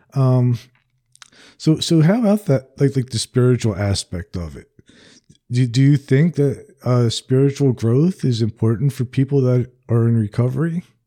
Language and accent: English; New Jersey, United States; now in the American South; I'm from New Jersey originally